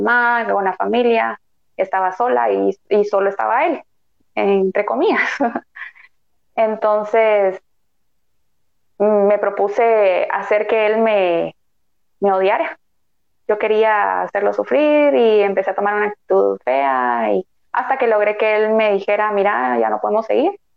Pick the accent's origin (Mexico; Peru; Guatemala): Guatemala; como guatemaltecos